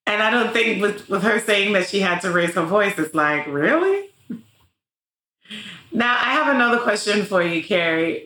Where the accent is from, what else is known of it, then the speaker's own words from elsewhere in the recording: New York City, New York, United States; I grew up in the Bronx